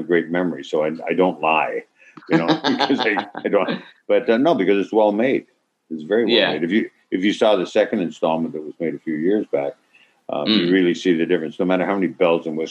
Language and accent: English; Toronto, Ontario, Canada; I'm from originally from Toronto, not Toronto, Toronto